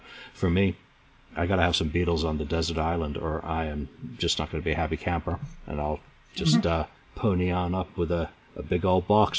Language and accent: English; England, United Kingdom; my background, obviously, being English, with family from Liverpool, is a total giveaway.